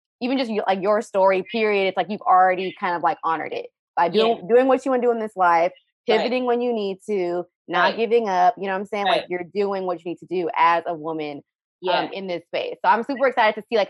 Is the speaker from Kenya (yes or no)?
yes; Kenya; moved away; I'm Kenyan as well.